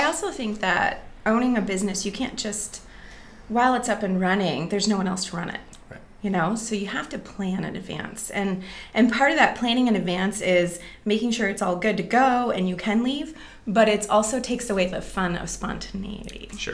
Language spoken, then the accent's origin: English; Green Bay, Wisconsin, United States; moved away as an adult; also born or lived in Minneapolis, Minnesota / Milwaukee, Wisconsin; now in Seattle, United States; I'm from the Green Bay area in Wisconsin